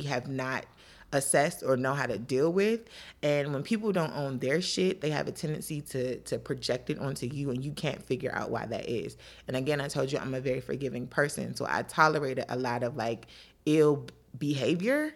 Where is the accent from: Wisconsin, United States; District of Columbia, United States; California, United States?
District of Columbia, United States; Washington; also born or lived in Maryland; I grew up in D C and Maryland